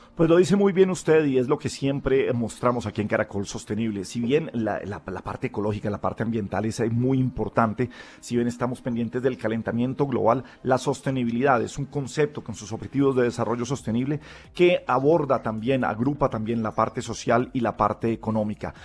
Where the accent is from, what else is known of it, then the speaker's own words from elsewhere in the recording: Colombia; como colombianos